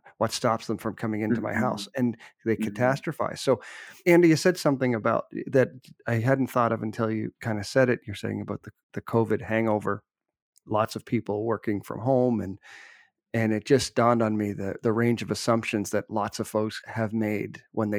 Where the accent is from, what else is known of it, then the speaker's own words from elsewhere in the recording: Canada; as a Canadian